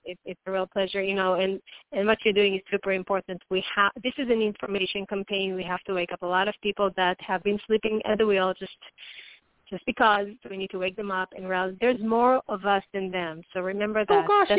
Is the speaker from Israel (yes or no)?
yes; Israel; now in United States; Sorry, I'm from Israel, so it's not going to be an easy spelling for anyone.